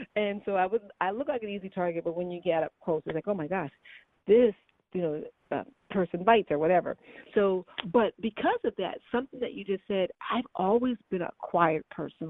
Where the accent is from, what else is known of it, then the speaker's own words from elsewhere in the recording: Chicago, Illinois, United States; I'm from Chicago